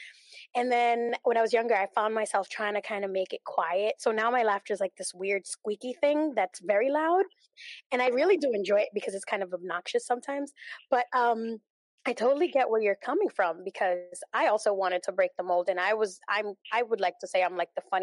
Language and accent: English; New York, United States; I'm Dominican. I was born and raised in New York